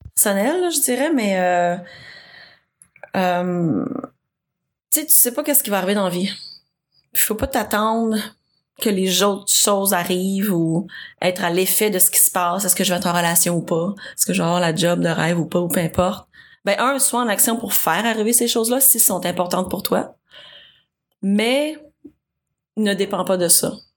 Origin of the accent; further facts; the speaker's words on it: Saint-Jérôme, Quebec, Canada; now in Montreal, Canada; j'ai grandi à Saint-Jérôme. je suis une fille du de la rive nord